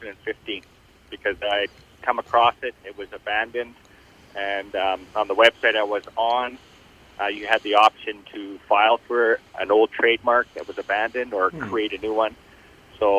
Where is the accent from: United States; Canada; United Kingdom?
Canada; Thunder Bay, Ontario; I was born and raised in Thunder Bay.